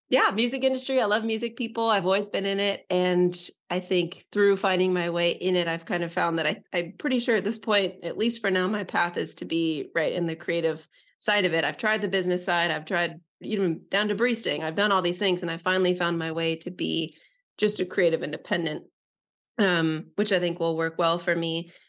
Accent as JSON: {"language": "English", "region": "Northern California", "country": "United States", "tie": "born or raised there", "said": "I was born in Northern California."}